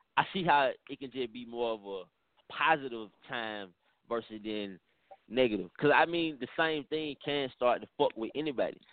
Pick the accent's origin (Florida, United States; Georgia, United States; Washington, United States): Georgia, United States; Atlanta; I'm from Atlanta, I'm from the South